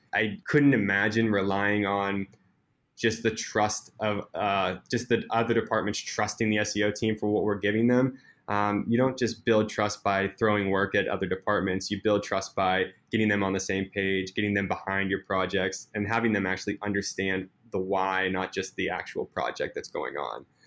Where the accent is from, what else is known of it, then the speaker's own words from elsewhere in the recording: Pittsburgh, Pennsylvania, United States; moved away as an adult; now in Seattle, United States; I am originally from Pittsburgh. I grew up my entire life in Pittsburgh, PA, so 26 years